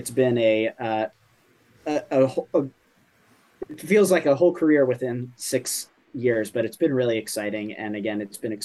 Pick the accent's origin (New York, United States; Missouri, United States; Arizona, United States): New York, United States; As a New Yorker